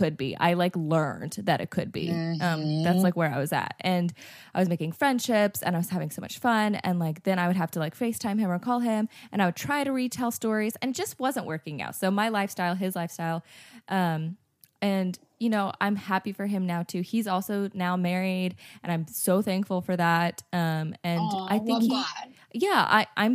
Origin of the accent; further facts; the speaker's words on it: North Carolina, United States; now in Nashville, United States; I grew up in North Carolina. I was living in Nashville